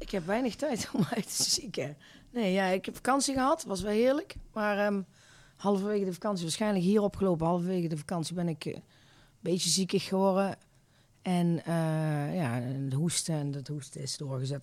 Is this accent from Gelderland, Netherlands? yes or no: no; Eindhoven, North Brabant, Netherlands; Ik ben eh, geboren en getogen in eh, Eindhoven